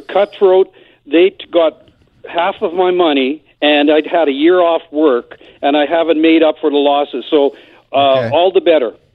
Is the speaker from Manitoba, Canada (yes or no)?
yes; Manitoba, Canada; now in British Columbia, Canada; I'm originally from Manitoba.